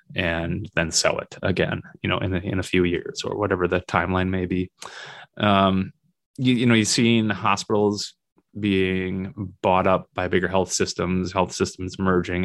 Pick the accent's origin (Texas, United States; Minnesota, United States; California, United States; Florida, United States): Minnesota, United States; moved away as an adult; also born or lived in South Dakota; now in Northern Michigan, United States; Minnesota, which is my home state